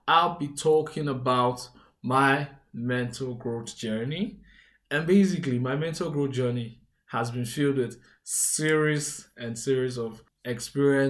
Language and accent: English; Benin City, Edo, Nigeria; I was born and raised in Edo State, Nigeria, Benin City, to be precise